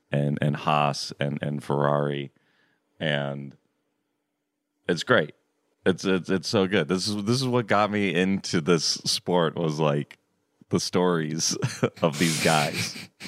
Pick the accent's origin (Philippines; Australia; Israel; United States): United States; Florida; I grew up in Florida where there's pools everywhere.